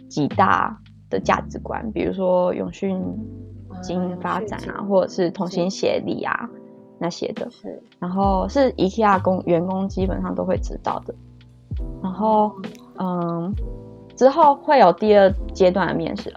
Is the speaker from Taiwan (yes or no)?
yes; Kaohsiung, Taiwan; moved away as an adult; also born or lived in Taoyuan; now in Belgium; 我来自高雄，今年二十五岁。目前居住在比利时